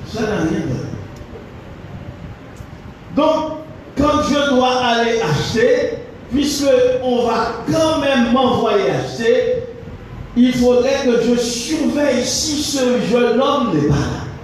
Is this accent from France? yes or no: no; Haiti; en tant qu'haïtien